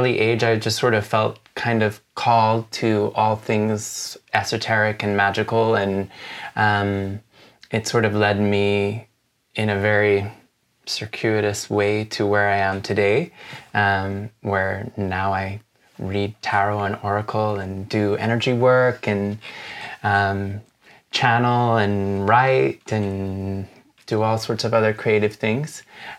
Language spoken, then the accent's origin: English; Jamaica; also born or lived in United States; I'm originally from Jamaica in the Caribbean, and I grew up between the United States and Jamaica, so I'm kind of Jamaican.